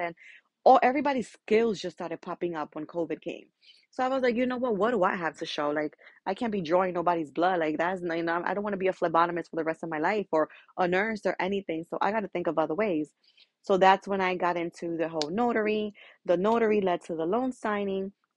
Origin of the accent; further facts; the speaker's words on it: New York, United States; I am a Dominican from Dominican parents, but born and raised in New York